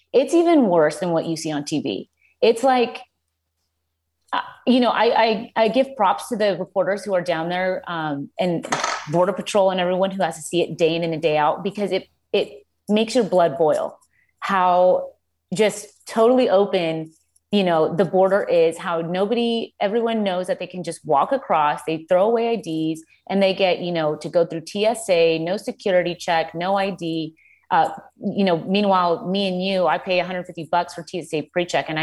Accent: Colombia; now in United States; I grew up in Colombia

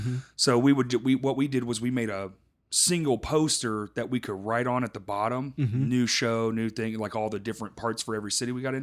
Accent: Texas, United States; And I'm from Texas

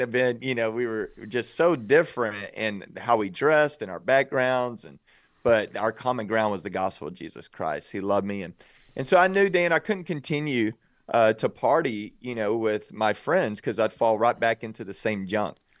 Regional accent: outside of Waco, Texas, United States; also born or lived in Dallas, Texas; I grew up outside of Waco, Texas

